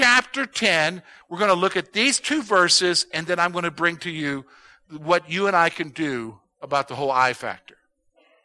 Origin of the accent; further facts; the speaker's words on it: United States; That's part of being an American